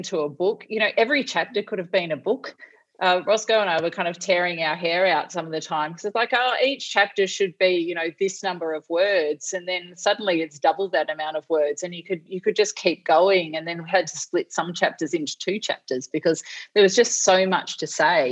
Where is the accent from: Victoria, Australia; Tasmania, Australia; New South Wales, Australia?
Tasmania, Australia; Launceston; moved away; I grew up in Launceston in Tasmania